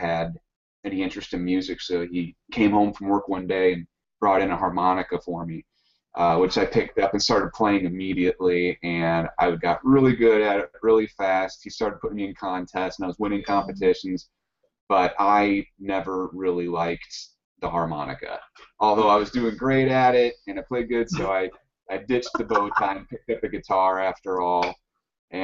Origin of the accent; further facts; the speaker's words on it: Midwest, United States; now in Southern California, United States; the three of us are from the Midwest originally